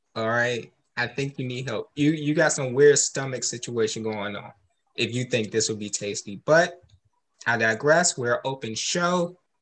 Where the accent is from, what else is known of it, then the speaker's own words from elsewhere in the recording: United States; I'm American too